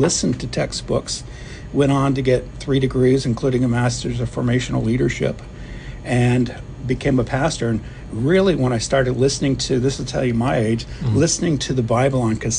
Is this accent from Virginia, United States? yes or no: no; Plano, Texas, United States; moved away as an adult; also born or lived in Iceland / Norway / Tokyo / Japan; now in Oahu, United States; I grew up in Plano, Texas, which is north of Dallas